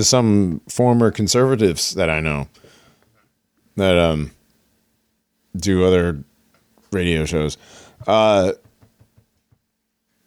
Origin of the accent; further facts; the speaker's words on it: Hartford, Connecticut, United States; I grew up in and around Hartford, Connecticut.